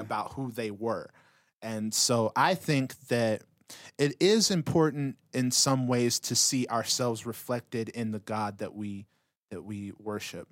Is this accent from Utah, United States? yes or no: yes; Utah, United States; growing up in Utah